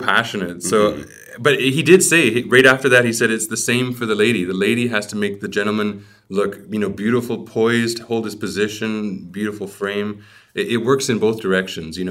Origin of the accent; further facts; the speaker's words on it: Vancouver, British Columbia, Canada; growing up in Vancouver, that's what my experience was